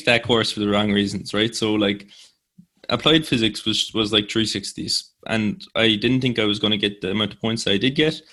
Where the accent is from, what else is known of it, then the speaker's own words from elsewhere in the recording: Cork, Munster, Ireland; also born or lived in Limerick; I'm from Cork, in Spridneave. It was my secondary school, and nobody was really much going outside of Cork